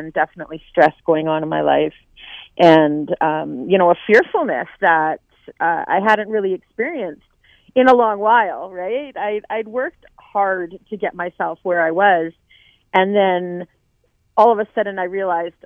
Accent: Lower Mainland, British Columbia, Canada; also born or lived in Cranbrook; now in Vancouver, Canada; I'm from the Lower Mainland

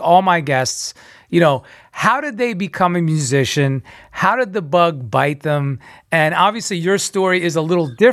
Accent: New York, United States; now in Los Angeles, United States; I'm originally from New York, East Coast

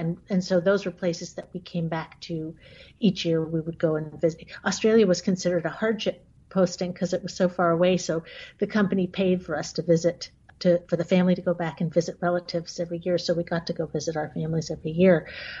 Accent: United States; born there; I was the only American in my family. I was born in the United States, but my sister was born in France

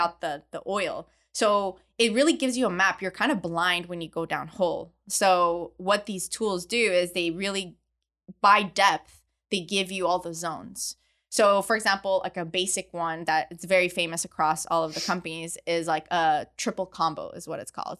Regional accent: Montreal, Quebec, Canada; moved away as an adult; also born or lived in Midland, Texas; I grew up in Montreal in Canada, where there is zero oil and gas

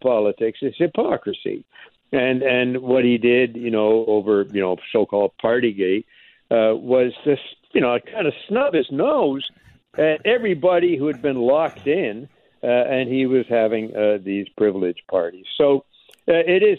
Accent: Montreal, Quebec, Canada; I'm also from Montreal

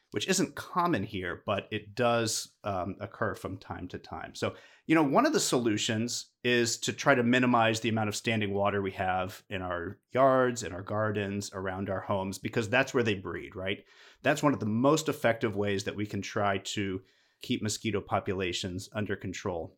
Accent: Midwest, United States; now in Houston, United States; I grew up in the Midwest

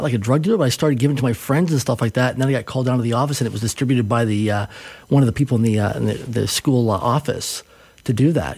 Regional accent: Swift Current, Saskatchewan, Canada; I grew up in Swift Current, Saskatchewan

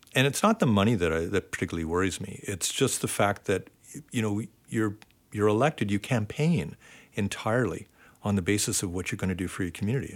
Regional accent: Ontario, Canada; now in Vancouver, Canada; I grew up in Ontario

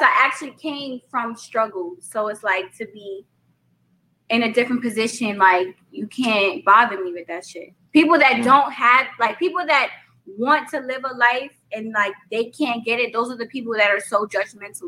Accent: New York, United States; accent: New York; I'm from New York, Brooklyn at that.

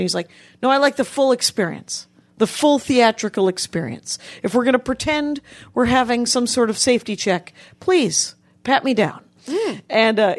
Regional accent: United States; Anyway, because I'm an American and I would like to sit.

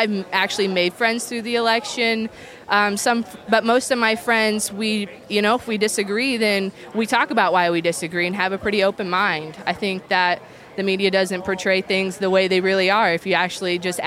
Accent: Unionville, Missouri, United States; I'm from Unionville, Missouri

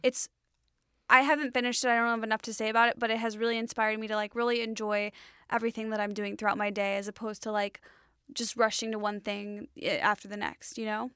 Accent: Illinois, United States; I grew up in Illinois.

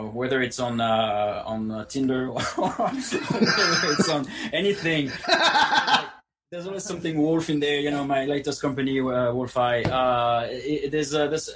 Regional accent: France; moved away as an adult; also born or lived in England; now in Austin, United States; I was born in France

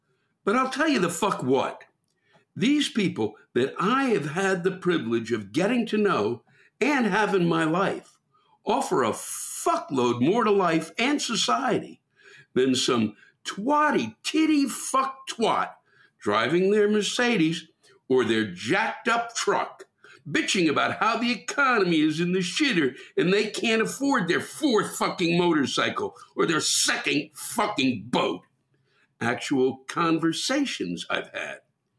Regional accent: Canada; I am Canadian, after all

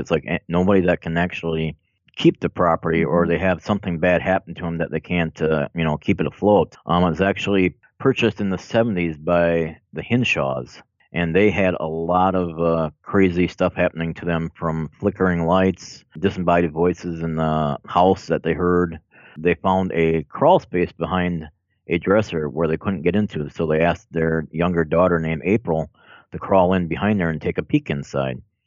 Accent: Minocqua, Wisconsin, United States; also born or lived in Milwaukee, Wisconsin; I was born in Milwaukee, but I moved up to Minocqua area in northern Wisconsin when I was about six or seven years old

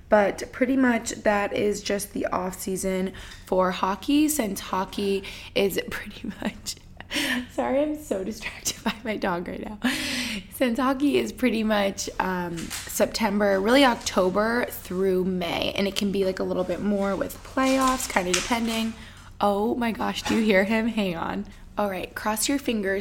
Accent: Albany, New York, United States; also born or lived in Allentown, Pennsylvania; now in Boston, United States; where I grew up in Albany, New York

